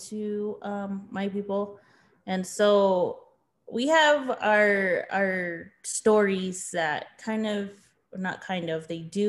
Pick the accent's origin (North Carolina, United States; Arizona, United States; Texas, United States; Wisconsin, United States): Arizona, United States; Tohono O'odham Nation, Santa Barbara District; I come from the Thanatam Nation, specifically the Santa Barbara District